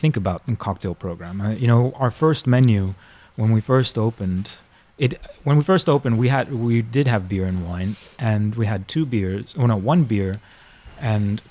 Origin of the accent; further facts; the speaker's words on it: Miami and Orlando, Florida, United States; moved away as an adult; also born or lived in Argentina; now in Amsterdam, Netherlands; I was born in Argentina, but I grew up in Miami and Orlando.